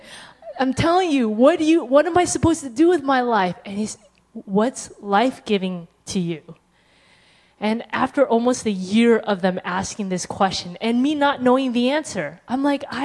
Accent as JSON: {"language": "English", "region": "California", "country": "United States", "said": "I'm from California"}